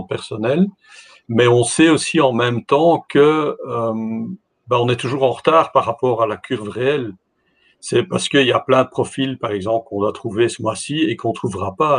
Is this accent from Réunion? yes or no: no; Belgium; je, je, participe de la Belgique